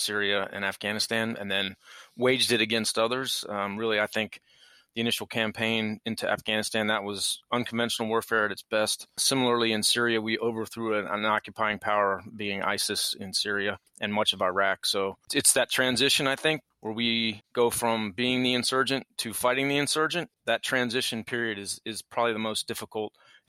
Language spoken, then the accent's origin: English; Fairfax, Virginia, United States; I grew up in Mosby's woods in Fairfax